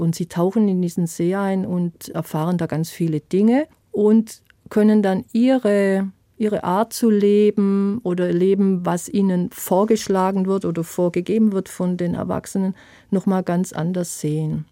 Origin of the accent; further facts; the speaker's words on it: Swabia, Germany; accent: Swabian; moved away as an adult; also born or lived in Palatinate; now in Herxheim, Germany; Ich bin Schwäbin, ich habe Schwäbisch auch äh, gespielt